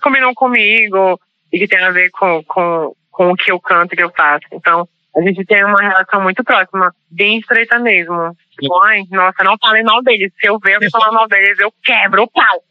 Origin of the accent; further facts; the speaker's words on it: Pará, Brazil; moved away; also born or lived in Maranhão; Eu trouxe as referências da minha infância no Pará, onde eu ouvia Tecnobrega